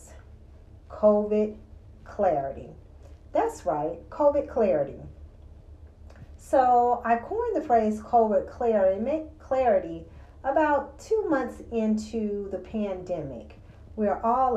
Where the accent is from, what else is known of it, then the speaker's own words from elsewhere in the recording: the South, United States; growing up in the South